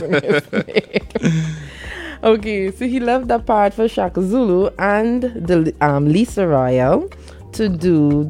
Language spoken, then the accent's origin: English; Region 3, Essequibo Islands-West Demerara, Guyana; We are all from Region 3. We live in Virgin